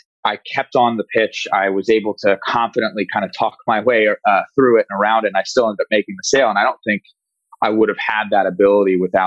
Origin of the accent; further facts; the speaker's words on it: Walnut Creek, California, United States; my hometown of Walnut Creek, California